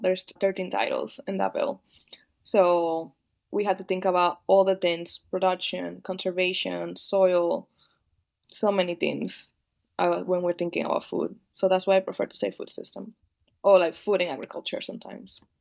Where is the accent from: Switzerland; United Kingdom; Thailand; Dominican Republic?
Dominican Republic; moved away; also born or lived in Rhode Island / Midwest; I'm not just Dominican, also an immigrant